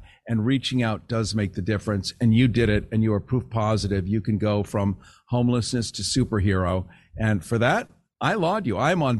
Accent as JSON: {"language": "English", "country": "United States", "said": "I'm American."}